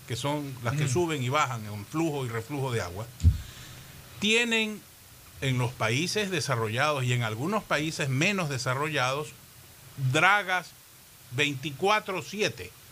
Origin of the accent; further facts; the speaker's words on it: Guayaquil, Guayas, Ecuador; todos los que nacimos en Guayaquil